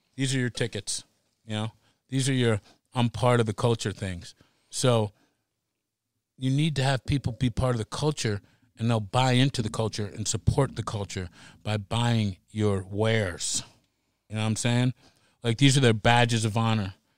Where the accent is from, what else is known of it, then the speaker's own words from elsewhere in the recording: United States; now in Seattle, United States; I grew up on the Long Island Sound